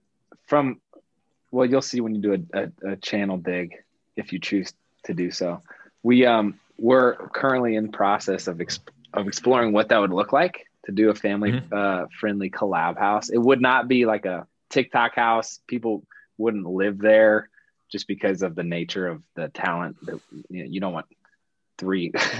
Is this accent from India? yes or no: no; Midwest, United States; we come from Midwest families, like middle-class Midwest families.